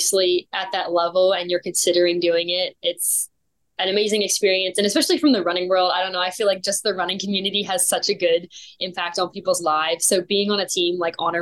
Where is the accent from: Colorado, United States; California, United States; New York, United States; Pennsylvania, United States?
Pennsylvania, United States; York; moved away as an adult; also born or lived in Tennessee; now in Texas, United States; I'm originally from York, Pennsylvania, and I moved to Tennessee in 2019 for school at Lee